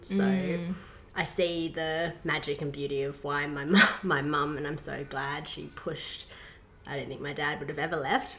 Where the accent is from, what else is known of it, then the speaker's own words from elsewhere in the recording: Myanmar; Yeah, so I was raised in Burma, which is called Myanmar now, for those who are unaware of it. It's next to Thailand, and it's one of the birthplaces of Buddha.